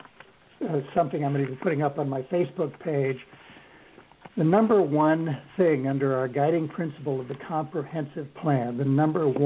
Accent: Colorado, United States; now in Bainbridge Island, United States; I grew up in Colorado.

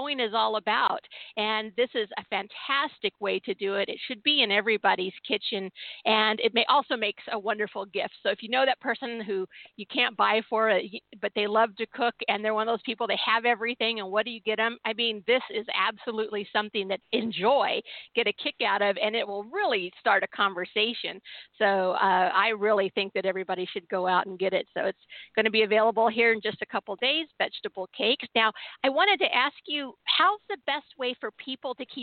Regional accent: San Diego, California, United States; now in Seattle, United States; I was born and raised in San Diego, and then I'm a transplant from Seattle

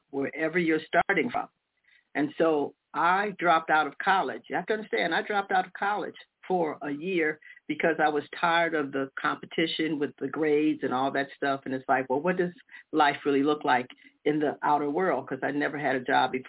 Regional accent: United States; also born or lived in Detroit, Michigan / Chicago, Illinois; I grew up in Detroit and Chicago

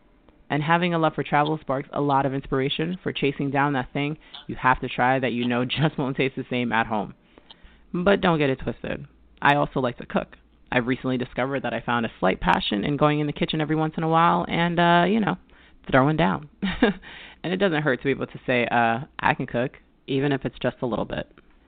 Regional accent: Mount Vernon, New York, United States; also born or lived in Middletown, New York; I was born in Mount Vernon, New York, where I grew up in an exclusively Jamaican household.

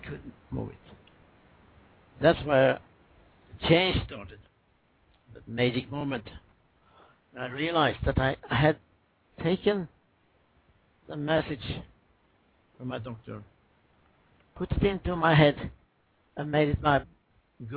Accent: Swedish West Coast, Sweden; I was raised on the Swedish West Coast

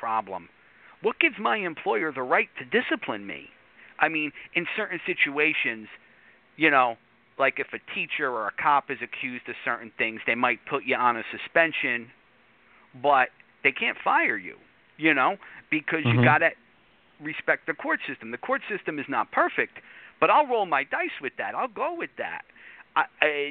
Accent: United States; I'm New York area

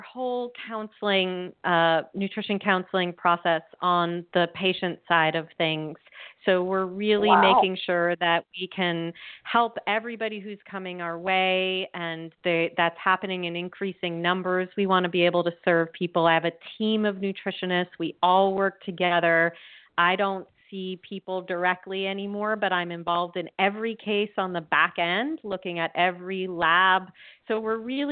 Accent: East Coast, United States; I was born and raised on the East Coast

